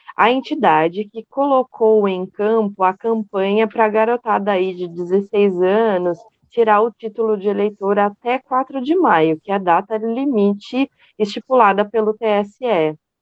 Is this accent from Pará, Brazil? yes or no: no; Itu, São Paulo, Brazil; uma da cidade de Itu, que sou eu